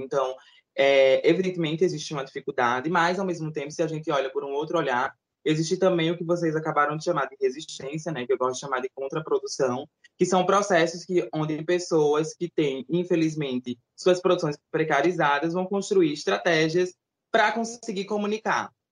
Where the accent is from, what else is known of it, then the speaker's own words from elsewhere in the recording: Recife, Pernambuco, Brazil; sou aqui de Recife.